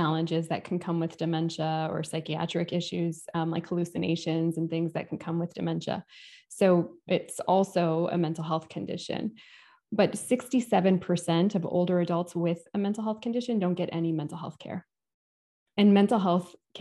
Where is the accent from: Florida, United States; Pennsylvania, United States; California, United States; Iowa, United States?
California, United States; moved away as an adult; now in Atlanta, United States; I moved to Atlanta from California, which is where I grew up and where I went to grad school and did all my education